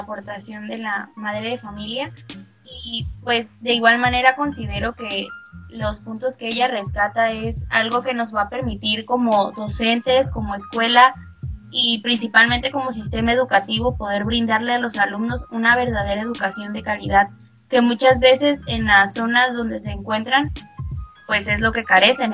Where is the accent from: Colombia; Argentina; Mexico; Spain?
Mexico; nos reconoce como mexicanos en el mundo